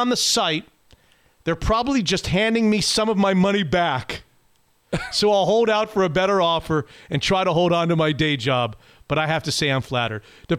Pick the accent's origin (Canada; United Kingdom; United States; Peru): United States; Florida; moved away as an adult; Florida Man. My home state, yeah.